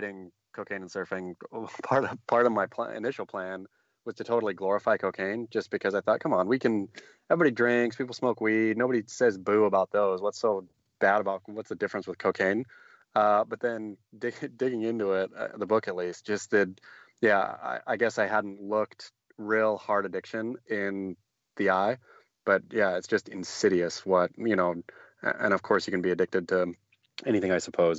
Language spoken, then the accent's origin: English; Oregon, United States; growing up in Oregon